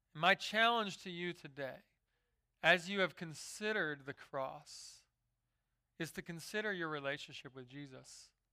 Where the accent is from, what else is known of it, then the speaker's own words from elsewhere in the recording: Philadelphia, Pennsylvania, United States; I grew up in Philadelphia